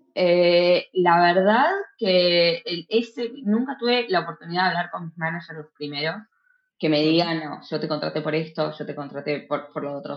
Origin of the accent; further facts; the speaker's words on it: Buenos Aires, Argentina; moved away as an adult; now in Uppsala, Sweden; que soy de Buenos Aires